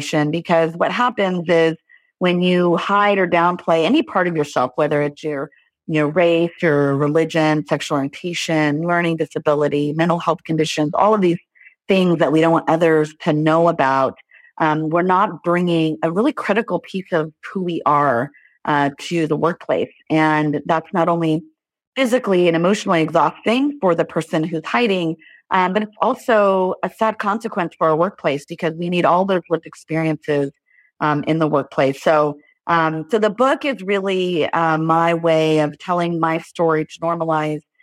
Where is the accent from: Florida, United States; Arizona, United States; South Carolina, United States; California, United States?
California, United States; Los Angeles; I grew up in Los Angeles, California